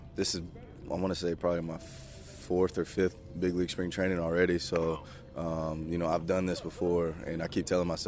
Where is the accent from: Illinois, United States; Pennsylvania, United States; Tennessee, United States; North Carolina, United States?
Tennessee, United States; Tullahoma; I'm from Tullahoma, Tennessee